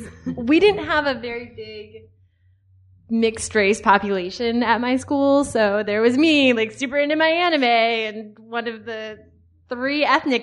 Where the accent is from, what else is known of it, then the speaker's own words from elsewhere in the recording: Philadelphia, Pennsylvania, United States; moved away; I'm from Philly originally.